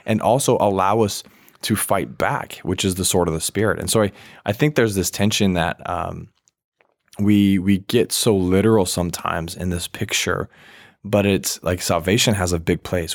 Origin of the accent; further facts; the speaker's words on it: Virginia, United States; moved away; also born or lived in Washington State; I grew up in Virginia for a bit